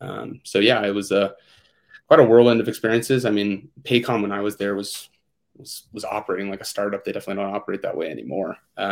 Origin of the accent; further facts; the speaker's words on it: Seattle, Washington, United States; also born or lived in Boston, Massachusetts; now in Denver, United States; I grew up in Seattle, but spent a couple of years in Boston, Massachusetts as well